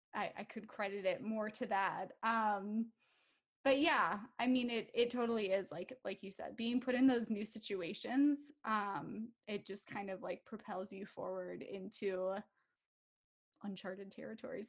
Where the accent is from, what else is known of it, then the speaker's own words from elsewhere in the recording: Minnesota, United States; I am from Minnesota. So, I live here with my five year old daughter